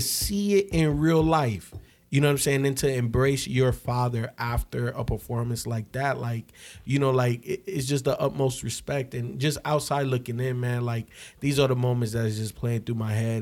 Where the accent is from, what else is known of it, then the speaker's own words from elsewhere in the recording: Chicago, Illinois, United States; I grew up in Chicago